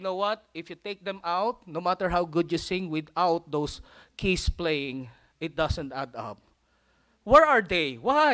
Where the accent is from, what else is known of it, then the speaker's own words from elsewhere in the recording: Philippines; now in United States; I'm a Filipino redneck